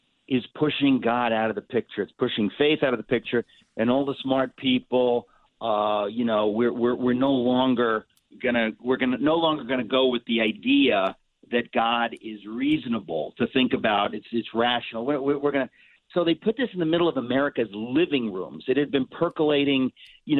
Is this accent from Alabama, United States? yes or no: no; New York, United States; I'm a New Yorker. I was born in New York, in Queens. I've lived in New York